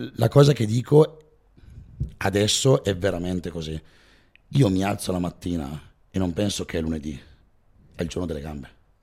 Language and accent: Italian; Val Camonica, Lombardy, Italy; io sono della Valle Camonica